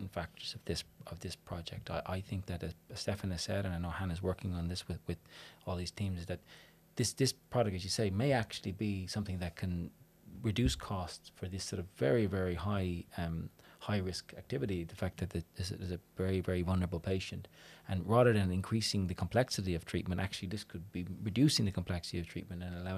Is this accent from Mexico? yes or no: no; Ireland; being an Irish person